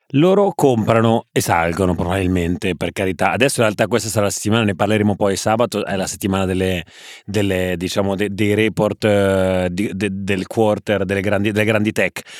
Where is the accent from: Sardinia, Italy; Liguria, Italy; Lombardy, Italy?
Liguria, Italy; Genoa; da buon genovese